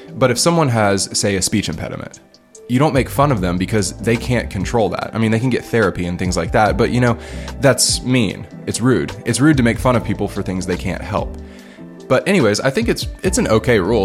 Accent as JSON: {"language": "English", "country": "United States", "moved": "as an adult", "lives_now": "Liberia", "said": "me being an American"}